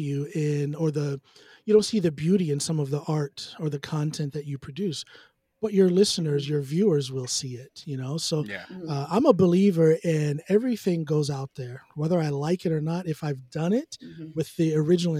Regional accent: United States; now in Norway; as an American songwriter.

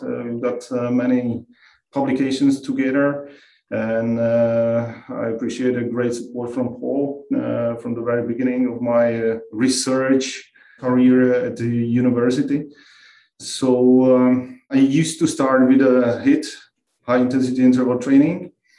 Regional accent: Czechia; I'm from Czech Republic. I work at Ostrava University. It's like west of the Czech Republic.

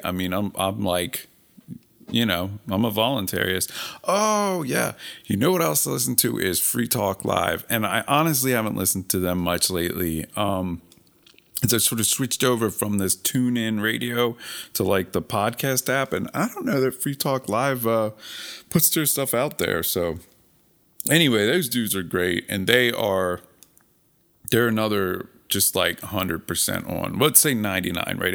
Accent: Philadelphia, Pennsylvania, United States; I'm from Philadelphia

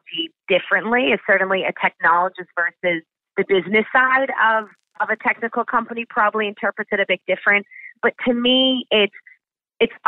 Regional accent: Boston, Massachusetts, United States; also born or lived in New York City; I'm born in New York City, raised in Boston

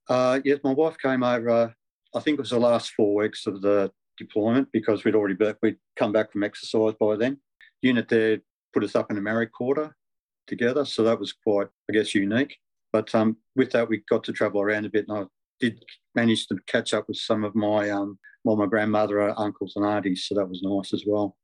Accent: Melbourne, Victoria, Australia; I spent all my childhood years growing up in Eltham

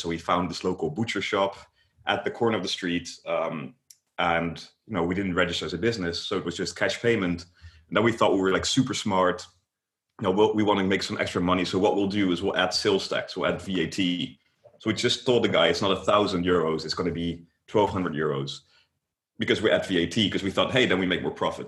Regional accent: Netherlands; I am from the Netherlands.

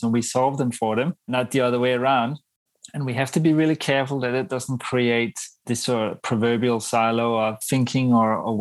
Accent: Denmark; now in Australia; I'm actually from Denmark

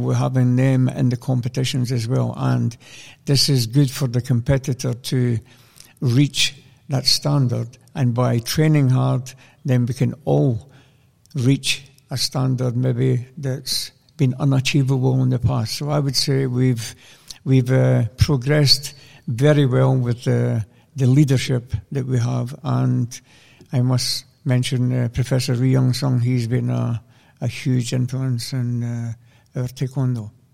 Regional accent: Scotland, United Kingdom; born or raised there

